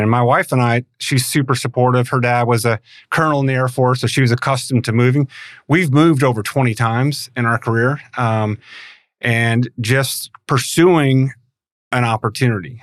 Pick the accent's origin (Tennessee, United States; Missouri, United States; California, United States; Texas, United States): Missouri, United States; St. Louis; moved away; also born or lived in Tulsa; I grew up in Saint Louis